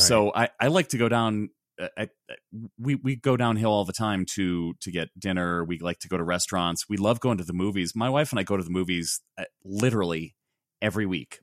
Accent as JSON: {"language": "English", "town": "Chicago", "region": "Illinois", "country": "United States", "tie": "born or raised there", "said": "I grew up in Chicago"}